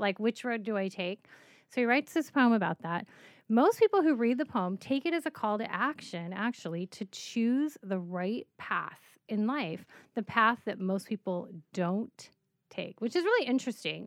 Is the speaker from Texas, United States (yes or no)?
no; Colorado, United States; I grew up in Colorado, walking a lot of paths, hiking, growing up in the mountains